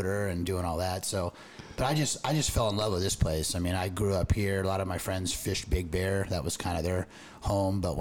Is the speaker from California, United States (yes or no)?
yes; Tustin, California, United States; I grew up in Tustin, California, kind of Orange County boy